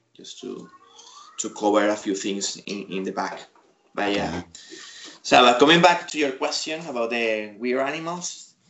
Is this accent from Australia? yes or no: no; United Kingdom; So we're British.